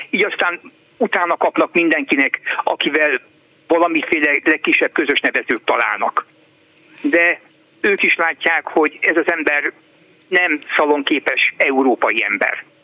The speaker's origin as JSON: {"language": "Hungarian", "country": "Hungary", "said": "Nem jó dolog ma külföldön azzal hencegni, hogy magyar vagyok"}